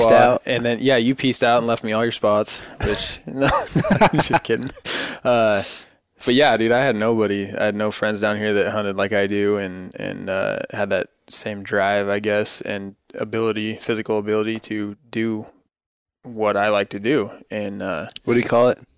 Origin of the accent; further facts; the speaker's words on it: United States; I'm pretty red blooded American.